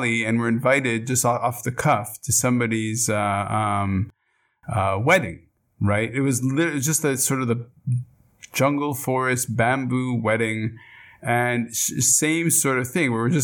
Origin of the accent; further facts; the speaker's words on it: Montreal, Quebec, Canada; also born or lived in Israel; We grew up in Montreal